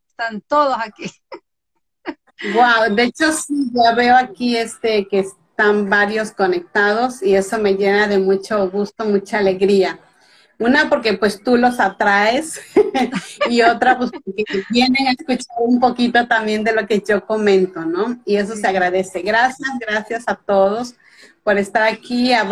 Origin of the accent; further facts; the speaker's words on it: Veracruz, Mexico; Yo vivo en México, soy veracruzana de nacimiento, o sea, del estado de Veracruz en México, eh, casi es pura costa. Y aquí en este estado nací y en este estado actualmente radico.